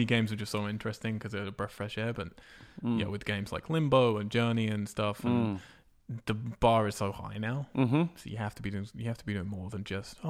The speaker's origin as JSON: {"language": "English", "region": "England", "country": "United Kingdom", "said": "I am English. Don't drink tea, don't play FIFA, don't like rugby, don't like cricket."}